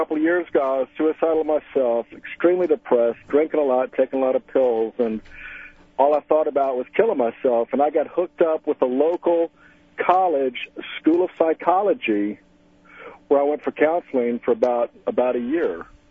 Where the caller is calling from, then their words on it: Melbourne, Florida, United States; I'm calling from Melbourne, Florida.